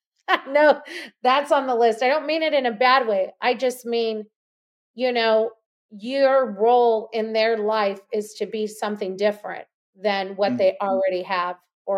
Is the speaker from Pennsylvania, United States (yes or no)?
no; Los Angeles, California, United States; now in Austin, United States; And you did say I was from Los Angeles. I am from Los Angeles. I currently live in Austin, Texas.